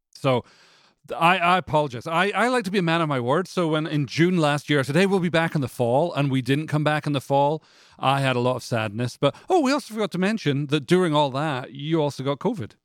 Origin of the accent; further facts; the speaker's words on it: Canada; now in Franklin, United States; I'm from Canada